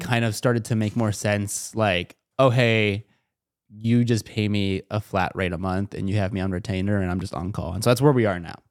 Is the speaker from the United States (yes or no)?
yes; Chino Hills, California, United States; I'm from SoCal, like, I'm, like, an hour, I'm in the suburbs of SoCal.